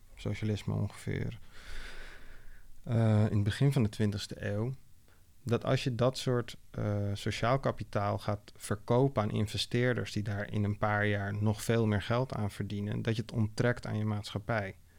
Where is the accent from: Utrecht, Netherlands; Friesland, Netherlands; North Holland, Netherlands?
North Holland, Netherlands; Amsterdam; de buurt waar ik ben opgegroeid, Oosterparkbuurt.